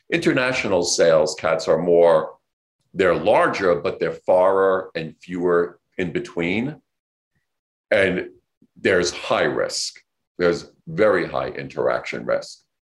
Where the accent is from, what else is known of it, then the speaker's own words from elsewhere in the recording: New York City, New York, United States; I grew up here in New York City